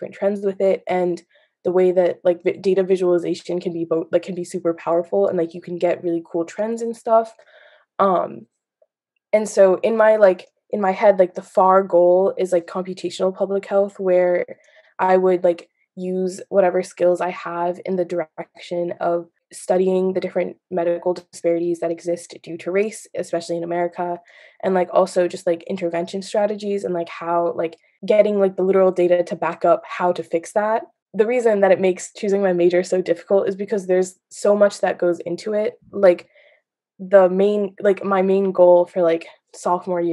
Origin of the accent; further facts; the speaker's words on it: Massachusetts, United States; I'm from Massachusetts